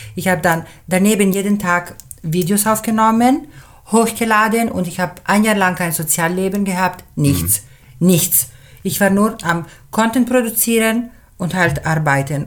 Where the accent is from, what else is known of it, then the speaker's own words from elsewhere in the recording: Switzerland; German is a second language; ich bin Schweizerin, äh, halb, halb, halb Schweizerin, halb Italienerin. Meine Mutter sprach im Dorf in der Schweiz, wo ich aufgewachsen bin, schon Italienisch